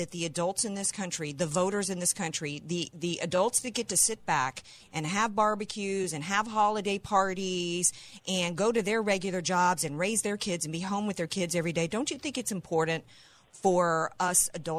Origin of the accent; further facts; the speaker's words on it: New Orleans, Louisiana, United States; I'm from New Orleans